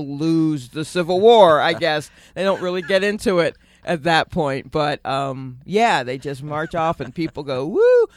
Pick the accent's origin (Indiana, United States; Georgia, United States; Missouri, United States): Georgia, United States; Stone Mountain; moved away as an adult; also born or lived in Brooklyn, New York / Atlanta, Georgia; now in New York, United States; I was born there